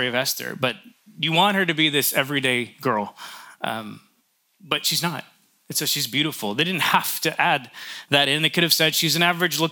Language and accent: English; New York, United States; I grew up in New York